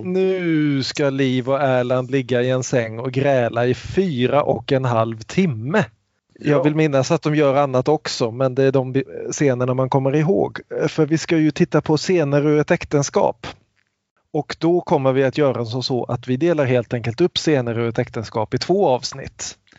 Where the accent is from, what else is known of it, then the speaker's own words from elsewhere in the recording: Kungsbacka, Halland County, Sweden; till min hemstad Kungsbacka